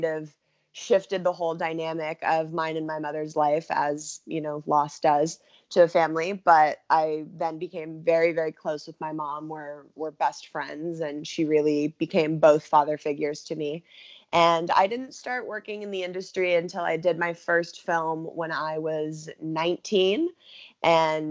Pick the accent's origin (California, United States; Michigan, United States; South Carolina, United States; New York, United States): California, United States; Los Angeles; I grew up in Los Angeles